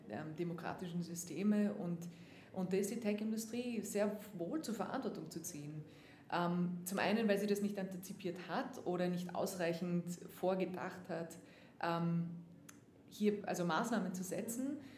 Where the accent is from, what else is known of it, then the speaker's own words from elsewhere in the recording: Austria; now in United States; haben wir natürlich eine ganz, ganz wichtige Rolle eingenommen nicht jetzt nur als